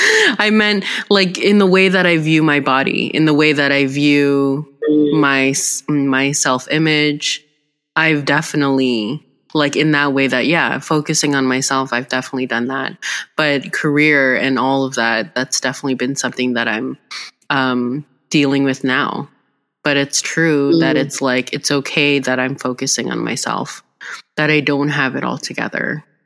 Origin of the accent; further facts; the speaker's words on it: Philippines; I think as Filipino women, too, I'm really proud that both of us have, you know, we're pushing the boundaries.